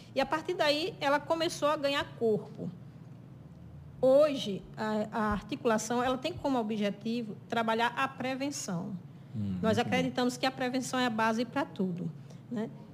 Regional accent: São João do Rio do Peixe, Paraíba, Brazil; now in Sousa, Brazil; Eu sou natural de São João do Rio do Peixe, moro em Souza

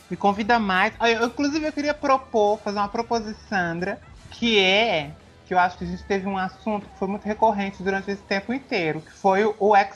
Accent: Belo Horizonte, Minas Gerais, Brazil; Mas é porque eu sou de Belo Horizonte

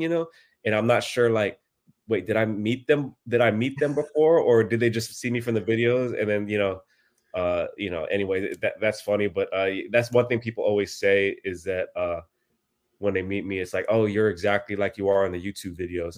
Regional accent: Bay Area, California, United States; also born or lived in Philippines; I was born in the Philippines, uh, and then we came here, uh, when I was pretty young, uh, and I've pretty much spent my whole life here in the Bay Area, California

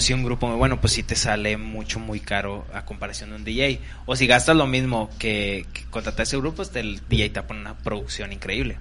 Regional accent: Cuauhtémoc, Chihuahua, Mexico; yo que soy de Cuauhtémoc

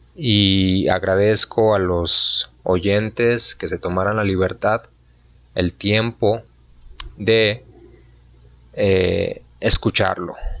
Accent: Mexico; nosotros como ciudadanos mexicanos

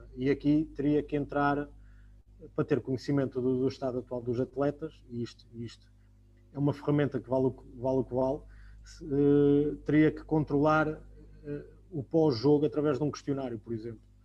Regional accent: Portugal; isso faz parte de nós, enquanto portugueses

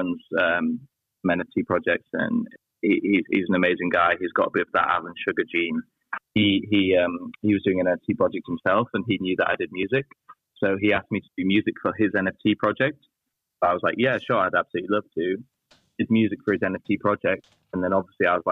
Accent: Yorkshire and the Humber, United Kingdom; moved away; also born or lived in London; I'm from Yorkshire in the north of England

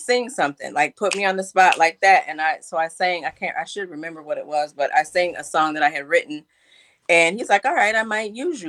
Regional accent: Minnesota, United States; moved away; I'm from Minnesota.

